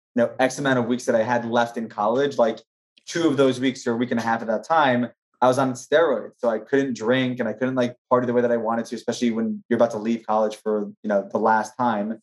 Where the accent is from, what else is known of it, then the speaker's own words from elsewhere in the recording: New Jersey, United States; moved away as an adult; also born or lived in Maryland; now in New York, United States; born and raised in New Jersey.